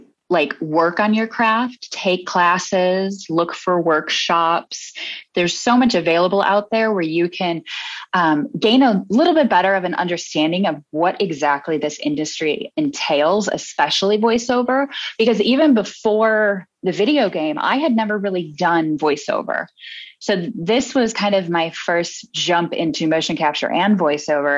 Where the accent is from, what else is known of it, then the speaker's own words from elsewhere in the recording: Midwest, United States; moved away; also born or lived in New York; I'm originally from the Midwest